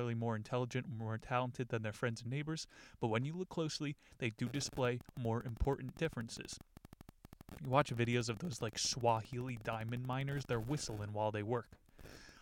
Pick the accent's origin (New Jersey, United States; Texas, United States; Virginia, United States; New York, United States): New Jersey, United States; growing up in New Jersey